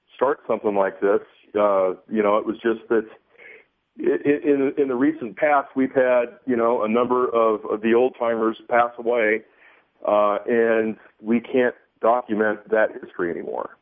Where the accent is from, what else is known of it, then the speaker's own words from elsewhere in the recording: Southern California, United States; growing up in Southern California and bass fishing in the mid 70s